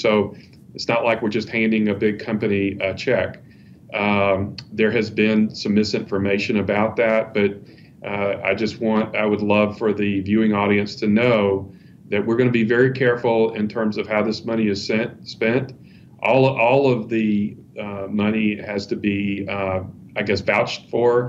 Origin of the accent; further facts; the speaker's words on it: Columbia, South Carolina, United States; Columbia is my hometown. I grew up here